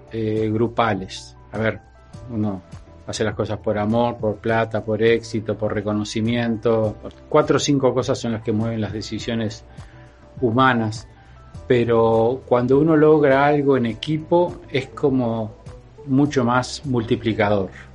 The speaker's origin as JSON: {"language": "Spanish", "country": "Uruguay"}